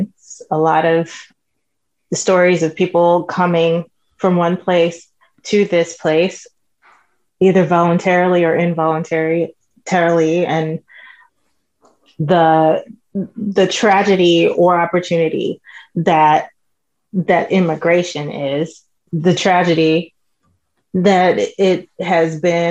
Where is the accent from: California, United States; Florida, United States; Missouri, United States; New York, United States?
New York, United States; New York City; moved away as an adult; now in Dallas, United States; I grew up in the Bronx. That's where I was from